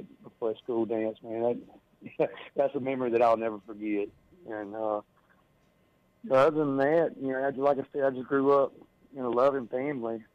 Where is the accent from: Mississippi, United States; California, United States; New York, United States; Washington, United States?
Mississippi, United States; South; I was born and raised in South Mississippi.